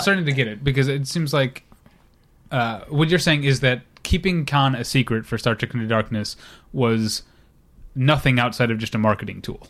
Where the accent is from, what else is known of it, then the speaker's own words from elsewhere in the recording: St. Louis, Missouri, United States; moved away; I was born and raised to hate the Cubs 'cause I'm from Saint Louis, Missouri